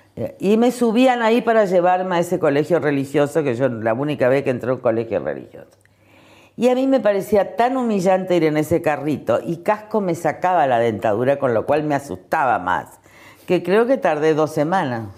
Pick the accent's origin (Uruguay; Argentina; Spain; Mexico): Argentina; Resistencia, Chaco; Yo nací en Resistencia pero me fui al campo enseguida, vivíamos en la estancia.